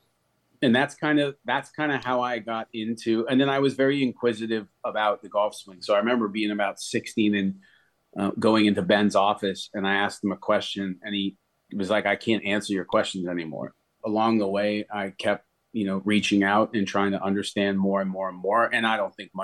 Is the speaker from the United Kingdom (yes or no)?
no; Canada; moved away as an adult; also born or lived in Nashville, United States / Florida, United States; I'm Canadian. Went home